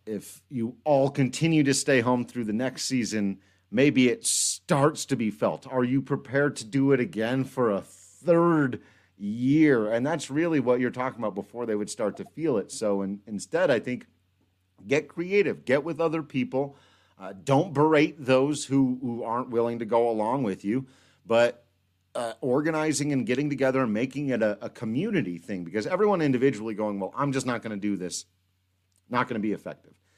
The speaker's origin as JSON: {"language": "English", "area": "Western Slope", "region": "Colorado", "country": "United States", "tie": "born or raised there", "moved": "yes", "lives_now": "Denver, United States", "said": "growing up on the Western Slope"}